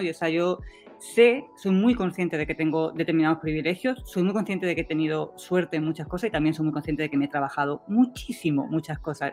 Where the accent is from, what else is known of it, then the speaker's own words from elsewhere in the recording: Spain; moved away as an adult; also born or lived in Heidelberg, Germany / United States; now in Valparaíso, Chile; Yo me fui de España porque quería, no, no porque tenía eh, que irme pero em, me fui antes de venirme a Chile. De hecho, yo hice parte de mi tesis en Estados Unidos y parte en España y era, no era eh, querer irme de mi país